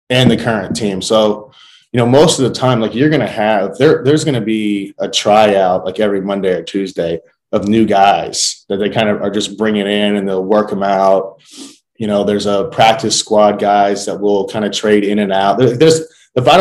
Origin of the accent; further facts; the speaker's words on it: Southern Indiana, United States; I grew up in Southern Indiana